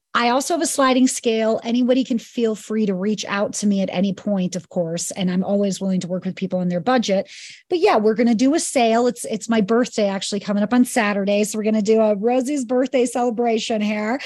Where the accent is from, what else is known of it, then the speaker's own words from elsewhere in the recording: New York, United States; moved away as an adult; also born or lived in Kauai; I'm from New York and moved to Kauai at twenty.